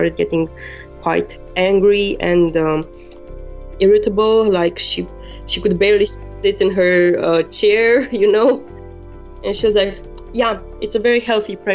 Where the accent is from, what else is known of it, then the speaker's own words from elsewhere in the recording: Romania; moved away as an adult; now in Germany; my hometown where my mother is and where I know people and doctors